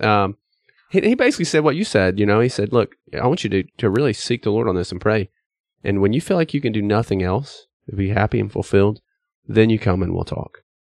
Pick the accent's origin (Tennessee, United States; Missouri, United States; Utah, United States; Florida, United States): Tennessee, United States; East; I grew up in East Tennessee